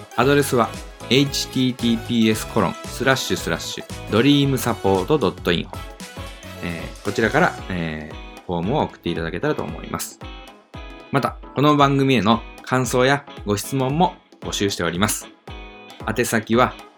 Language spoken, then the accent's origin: Japanese; Nagato, Yamaguchi, Japan; moved away as an adult; also born or lived in Fukuoka; 私は山口県長門市に生まれ育ちました。